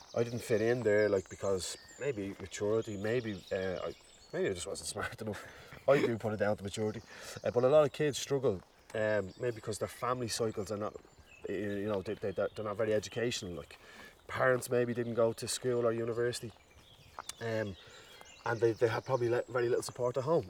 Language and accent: English; Dublin, Leinster, Ireland; growing up in Ballymun made me learn so much.